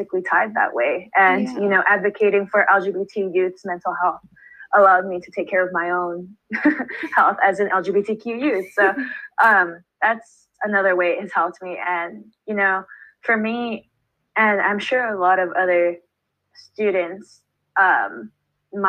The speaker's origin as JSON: {"language": "English", "town": "Baldwin Park", "region": "California", "country": "United States", "tie": "born or raised there", "said": "my hometown"}